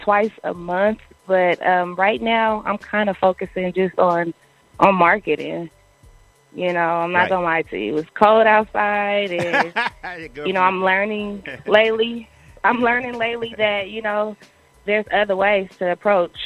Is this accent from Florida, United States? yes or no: no; Oakland, California, United States; also born or lived in Berkeley, California; growing up in Oakland